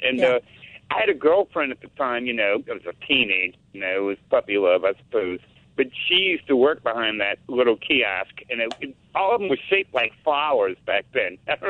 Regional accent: Metairie, Louisiana, United States; growing up in Metairie and Lakeview area

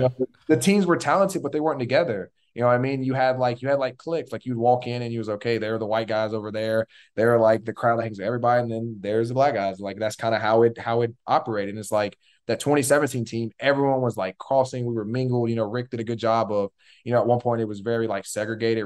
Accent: Tallahassee, Florida, United States; I was born in Tallahassee.

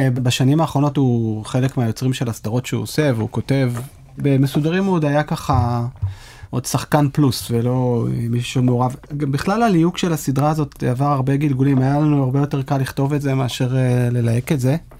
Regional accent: Israel; כישראלים שגדלו לדור הסוציאליסטי

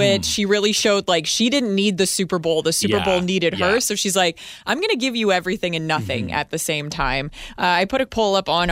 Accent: Edmonton, Alberta, Canada; born or raised there; now in Victoria, Canada

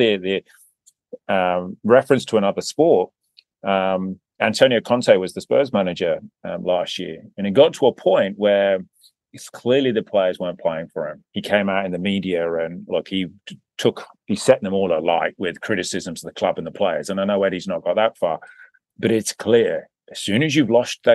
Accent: England, United Kingdom; I'm English, I'm not Australian

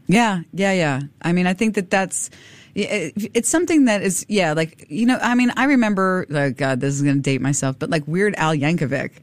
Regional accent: Miami, Florida, United States; also born or lived in South Korea / Europe; now in Singapore; I'm from Miami

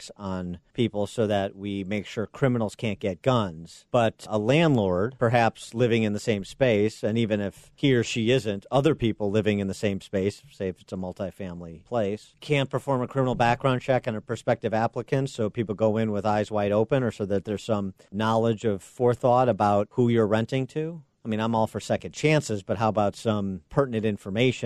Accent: Illinois, United States; my home state of Illinois

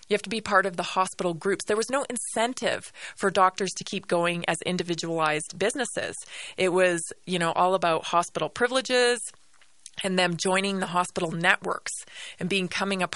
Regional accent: Canada; moved away; As a Canadian, right, born and raised in Canada, I've lived through socialized medicine.

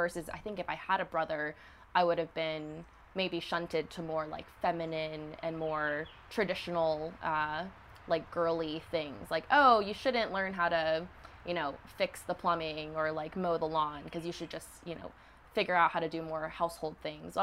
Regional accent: Hattiesburg, Mississippi, United States; I was born in Hattiesburg, Mississippi.

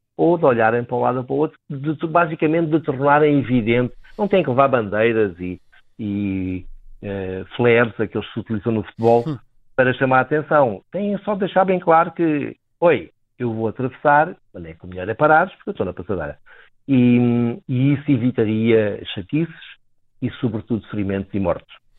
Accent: Beja, Alentejo, Portugal; moved away; eu sou natural de Beja

